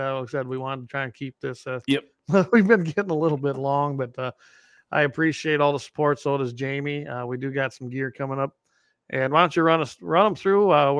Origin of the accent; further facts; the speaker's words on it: Minnesota, United States; back in my days growing up in Minnesota, our zone was shotgun only, and I carried a 410.